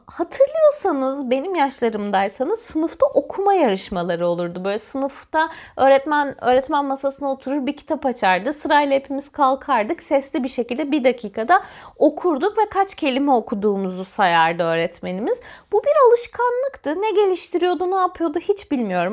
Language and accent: Turkish; Antalya, Turkey; Ben Antalyalıyım ve Antalyalı olmanın getirdiği bir gerçeklik var